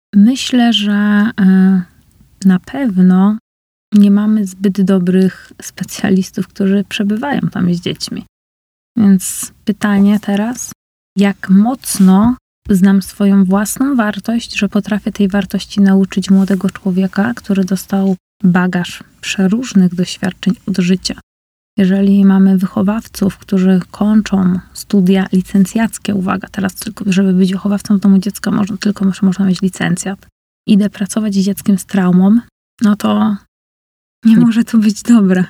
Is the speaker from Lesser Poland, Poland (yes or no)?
no; Uniejów, Łódź Voivodeship, Poland; also born or lived in Scotland; now in Łódź, Poland; w Uniejowie, gdzie jest moje rodzinne miasto